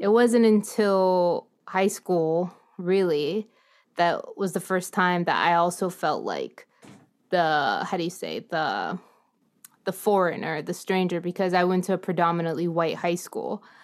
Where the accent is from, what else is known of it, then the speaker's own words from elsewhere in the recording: San Antonio, Texas, United States; San Antonio is really home. It's actually my hometown, I consider it.